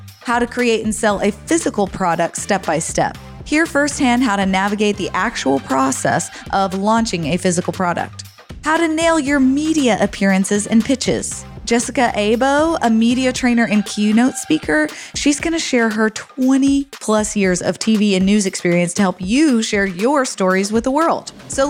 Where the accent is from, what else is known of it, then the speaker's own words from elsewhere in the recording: United States; moved away; also born or lived in Texas / Arizona; We never had Burgervilles in Texas and Arizona where I grew up.